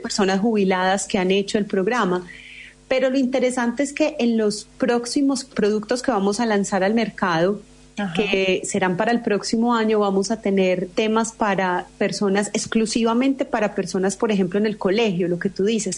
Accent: Colombia; soy colombiana.

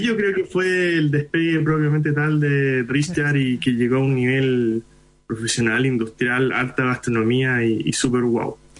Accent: Iquique, Tarapacá, Chile; first language Hindi; Spanish is a second language; now in Santiago, Chile; Yo nací en Iquique

